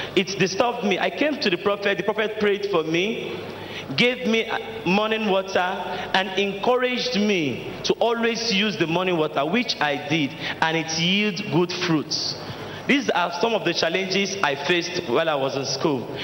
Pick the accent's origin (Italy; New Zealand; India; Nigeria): Nigeria; Delta; now in Lagos, Nigeria; I am from Delta State